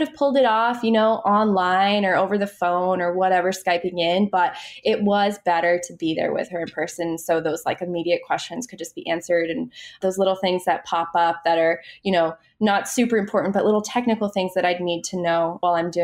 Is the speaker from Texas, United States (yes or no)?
no; Maine, United States; moved away as an adult; now in New York, United States; I grew up in Maine, which isn't, you know, as bad as Minnesota, but we do get our fair share of snow